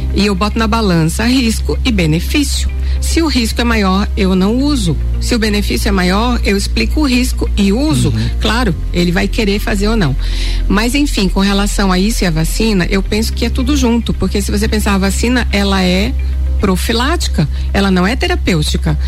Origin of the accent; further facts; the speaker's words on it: Pará, Brazil; Eu sou da terra da malária, né, gente? Eu nasci no Pará.